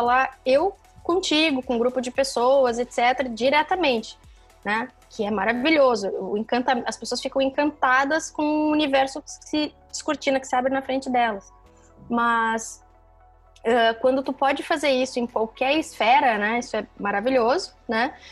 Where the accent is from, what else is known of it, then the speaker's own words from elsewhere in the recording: Porto Alegre, Rio Grande do Sul, Brazil; moved away as an adult; eu saí de Porto Alegre, fui trabalhar na Avenida Paulista